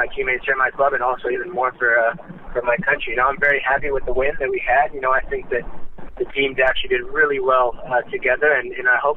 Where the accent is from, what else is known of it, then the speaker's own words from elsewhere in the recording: Dallas, Texas, United States; moved away as an adult; also born or lived in Portugal; now in Mexico; I grew up in Dallas, Texas